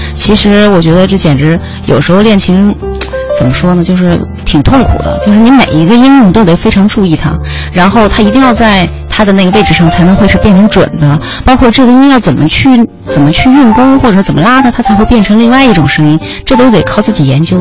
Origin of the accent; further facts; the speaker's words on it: Qinghai, China; 我的家乡特别特别远，在青海，我是青海人